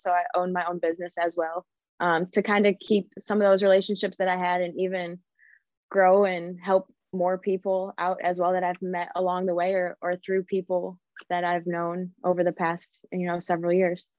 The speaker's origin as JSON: {"language": "English", "town": "Cleveland", "region": "Ohio", "country": "United States", "tie": "born or raised there", "said": "I grew up in Cleveland, Ohio. That's where I'm from"}